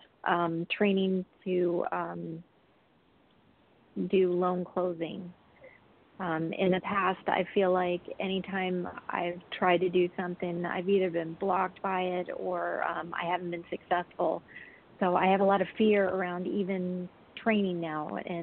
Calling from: Jacksonville, Florida, United States; from Jacksonville.

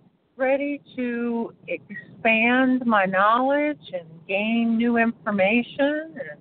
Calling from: Florida, United States; I'm calling from Florida.

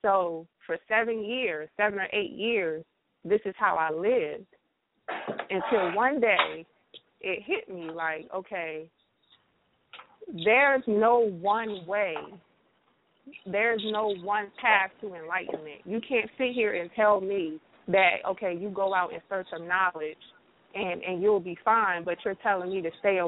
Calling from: South Carolina, United States; I'm calling from South Carolina.

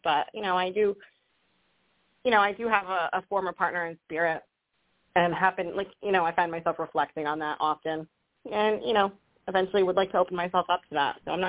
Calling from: Rhode Island, United States; I'm calling from Rhode Island.

